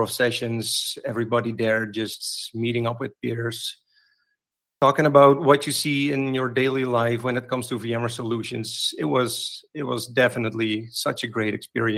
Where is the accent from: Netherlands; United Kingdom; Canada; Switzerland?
Netherlands; here in the Netherlands, which is actually pretty close to my hometown